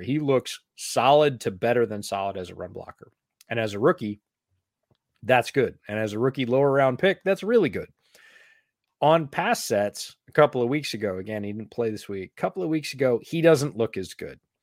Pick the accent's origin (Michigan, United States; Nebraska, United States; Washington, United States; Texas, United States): Washington, United States; Seattle; moved away; I got to do a little bit of growing up in Seattle